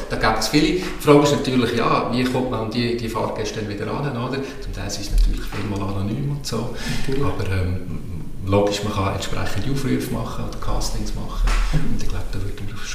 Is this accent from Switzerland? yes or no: yes; Basel-Landschaft, Switzerland; Ich komme aus Oberbaselbiet und, und bringe natürlich das mit.